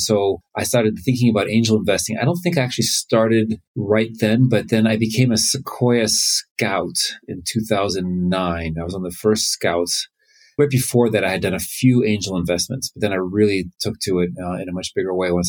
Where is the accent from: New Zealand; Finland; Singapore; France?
Finland; born there; accent: American; also born or lived in United States; I was born in Finland. Then with my family, I moved a lot. And I went to school in the U.S. As you can tell, I have an American accent.